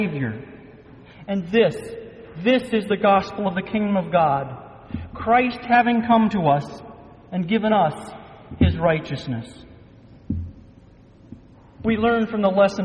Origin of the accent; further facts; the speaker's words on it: Michigan, United States; Growing up in Michigan, nothing important ever seemed to come to our little suburban town